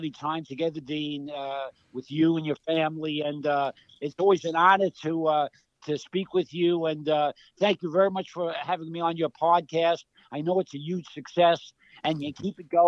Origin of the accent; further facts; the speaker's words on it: New York City, New York, United States; also born or lived in Brooklyn, New York; now in Charleston, United States; I was born in Brooklyn, in Bushwick, Brooklyn, grew up in Queens.